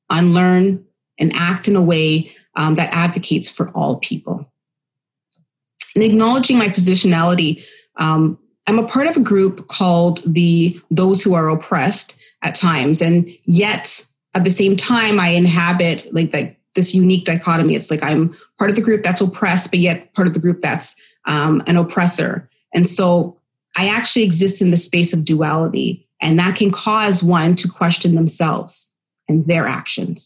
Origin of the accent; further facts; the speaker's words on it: Oshawa, Ontario, Canada; also born or lived in Winnipeg, Manitoba / Bowmanville, Ontario / Pickering, Ontario; now in Ajax, Canada; When we moved to Ontario, I was raised actually in Curtis, Oshawa, and even Bowmanville